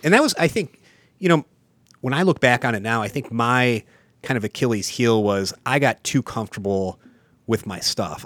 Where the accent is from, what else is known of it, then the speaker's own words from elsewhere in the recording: Mayfield, Ohio, United States; I'm from the East Side, I'm from Mayfield